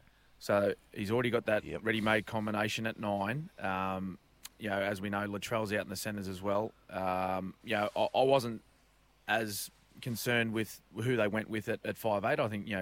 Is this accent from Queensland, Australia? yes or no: yes; Queensland, Australia; as a Queenslander